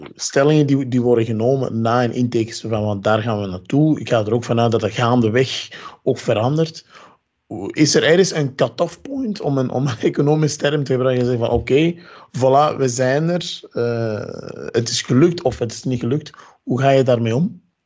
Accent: Ghana; moved away; ik ben uit Ghana

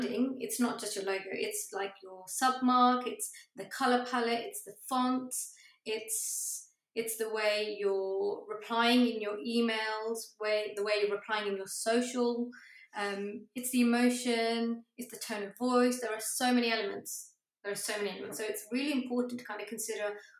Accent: Coventry, West Midlands, United Kingdom; now in Cambridge, United Kingdom; I come from Coventry and I now live in Cambridge

